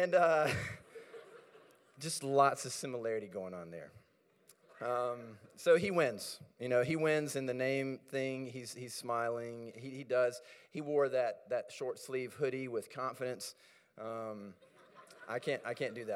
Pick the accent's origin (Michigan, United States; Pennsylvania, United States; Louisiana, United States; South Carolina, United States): South Carolina, United States; moved away as an adult; now in Minneapolis, United States; I grew up in South Carolina, moved up to Minneapolis in 2003, and so I feel very Minnesotan